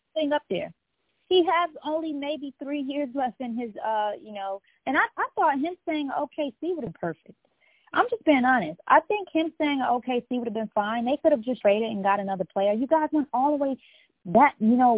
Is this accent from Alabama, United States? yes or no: no; North Carolina, United States; Solid NC. My hometown